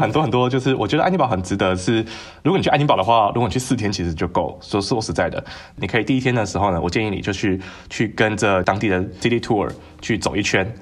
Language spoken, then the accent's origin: Chinese; Tainan, Taiwan; 我来自台南